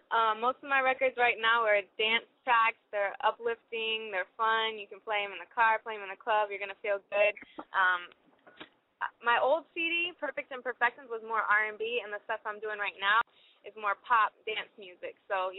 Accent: Jacksonville, Florida, United States; I'm from Jacksonville, Duval.

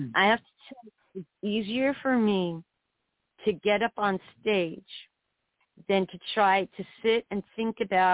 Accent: New York City, New York, United States; moved away as an adult; also born or lived in South Florida / rural Alaska; now in Alaska, United States; I grew up in New York City, lived in upstate New York

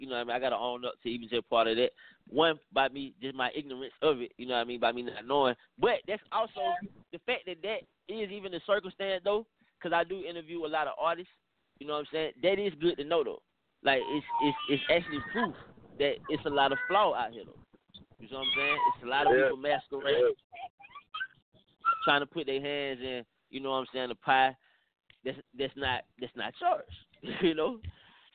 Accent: Atlanta, Georgia, United States; I'm from Atlanta

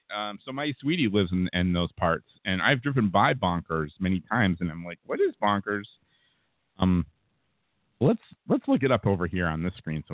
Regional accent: Western Massachusetts, United States; I grew up in Western Mass

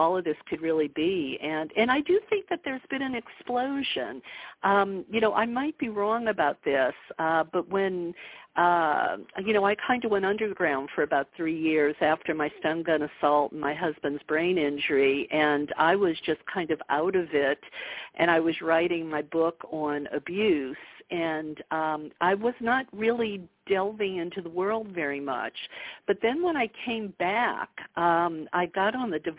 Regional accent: Bible Belt of the southern United States, United States; I grew up in the Bible Belt of the southern United States

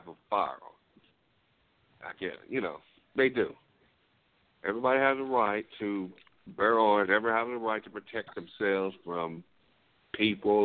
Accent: Waxahachie, Texas, United States; I come from Waxahachie

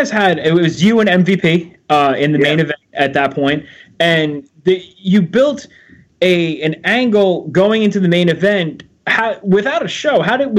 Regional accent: New York, United States; As in East Coaster, myself, I'm from Joe and I, we're both from New York.

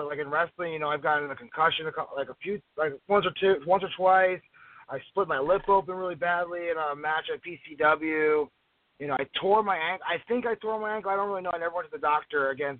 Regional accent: New Jersey, United States; moved away as an adult; when I was younger, I grew up in New Jersey

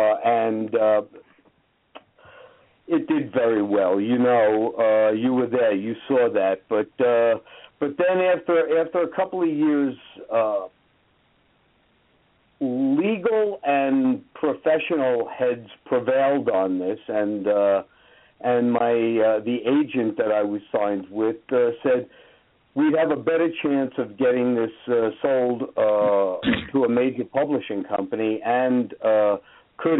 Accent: Hudson County, New Jersey, United States; I come from New Jersey, and in Hudson County, New Jersey specifically, which is right across the Hudson River from Manhattan

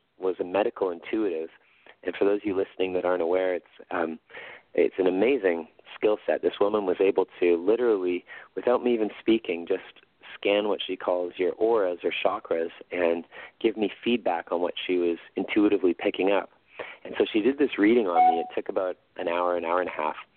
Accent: Winnipeg, Manitoba, Canada; in Winnipeg, in my hometown

